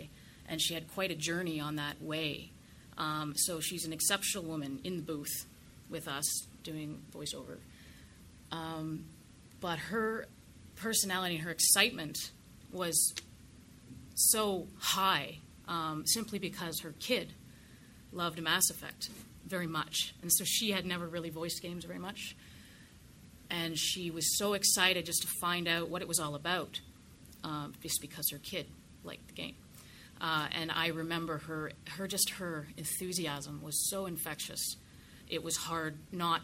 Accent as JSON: {"language": "English", "country": "Canada", "moved": "yes", "lives_now": "United States", "said": "I'm Canadian, here in America"}